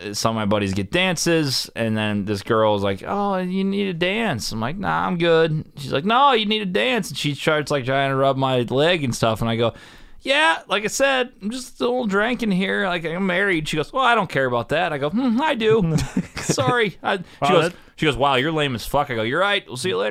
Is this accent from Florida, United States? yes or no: no; Columbia, Illinois, United States; We're from Columbia, Illinois. We're from Coyle. Big farm boys over here.